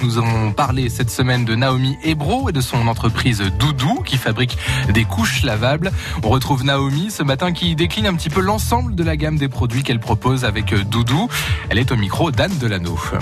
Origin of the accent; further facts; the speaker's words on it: Bourgogne-Franche-Comté, France; Chez nous, en Franche-Comté